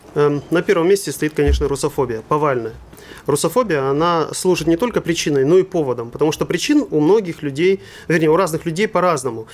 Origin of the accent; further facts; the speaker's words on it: Russia; moved away; also born or lived in Germany; я русский немец